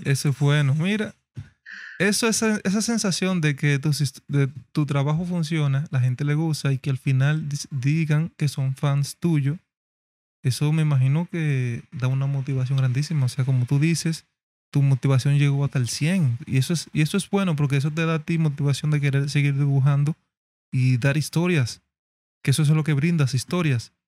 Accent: Dominican Republic; dominicanos, tenemos un mexicano que es fan del dialecto de nosotros

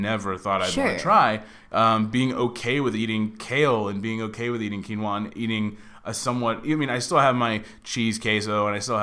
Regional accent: Mesquite, Texas, United States; now in Los Angeles, United States; Mesquite, where I'm actually from, right outside of Dallas

